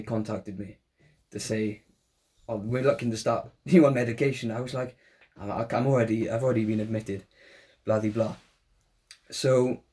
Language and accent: English; Welsh, Wales, United Kingdom; we're both Welsh